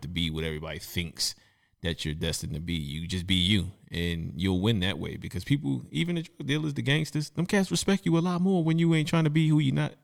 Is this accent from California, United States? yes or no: no; New York City, New York, United States; I'm from Brooklyn, I'm from Bed-Stuy, and there was things that went on during my childhood